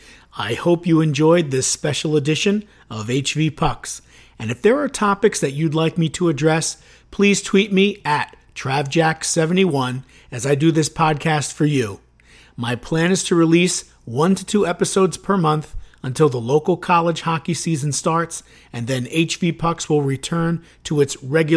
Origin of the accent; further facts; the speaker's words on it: Chicago, Illinois, United States; moved away; I'm from Chicago originally